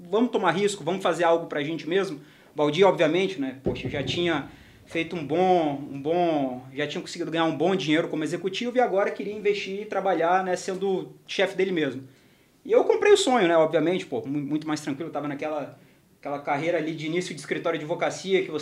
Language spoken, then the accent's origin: Portuguese; Vitória, Espírito Santo, Brazil; moved away as an adult; also born or lived in Rio de Janeiro / Londrina; Formei na Federal do Espírito Santo, na UFES. A gente é de lá, né?